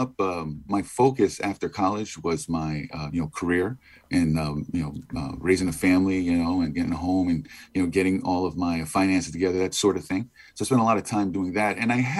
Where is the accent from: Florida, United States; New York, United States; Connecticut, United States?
Connecticut, United States; New Haven; I grew up in inner city New Haven, in the Hill section of New Haven. As you mentioned, I've got parents from Guatemala, Central America, and I've got cousins